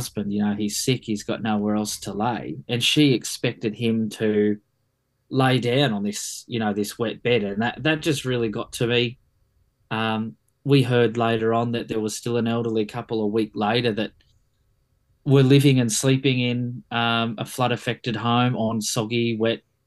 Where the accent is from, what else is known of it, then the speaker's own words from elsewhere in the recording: Sydney, New South Wales, Australia; moved away as an adult; now in Cairns, Australia; I grew up in Sydney, in Blacktown, Mount Druitt.